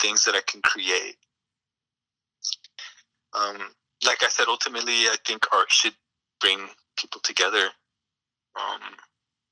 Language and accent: English; Sacramento, California, United States; moved away as an adult; now in Salinas, United States; I've been living in Salinas for the past 5 years. Originally, I'm from Sacramento